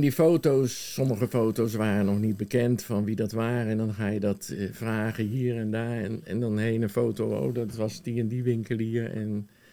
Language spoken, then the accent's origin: Dutch; The Hague, South Holland, Netherlands; also born or lived in Woerden / Gouda; now in Sommelsdijk, Netherlands; ik ben in Den Haag geboren